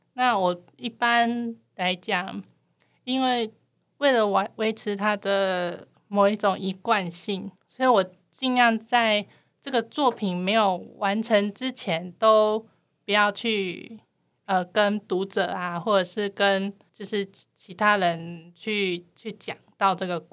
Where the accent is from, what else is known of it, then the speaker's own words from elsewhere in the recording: Taiwan; 那我是台湾的漫画家